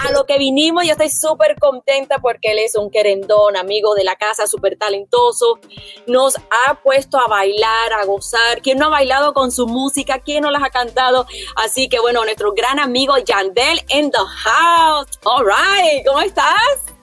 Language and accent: Spanish; Puerto Rico; nosotros los puertorriqueños